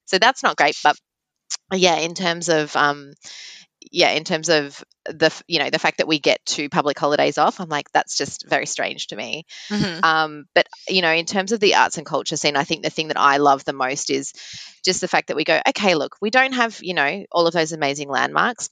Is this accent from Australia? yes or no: yes; Melbourne, Victoria, Australia; I'm born and bred in Melbourne